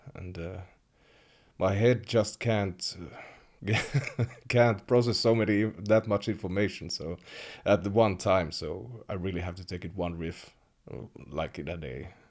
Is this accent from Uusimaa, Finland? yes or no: no; Kemi, Lapland, Finland; I grew up in Kemi